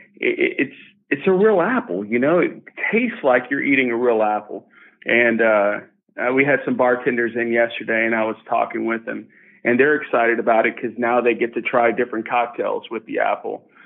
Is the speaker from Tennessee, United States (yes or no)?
yes; Lynchburg, Tennessee, United States; I grew up here in Lynchburg, Tennessee